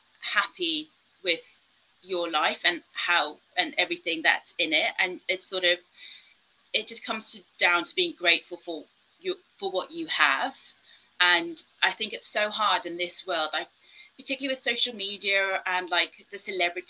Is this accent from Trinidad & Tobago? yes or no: no; South Africa; moved away; I grew up in South Africa where we had someone who was always cleaning the house and stuff